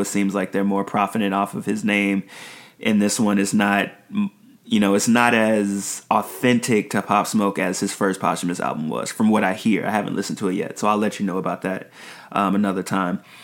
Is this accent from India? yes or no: no; Nigeria; me being Nigerian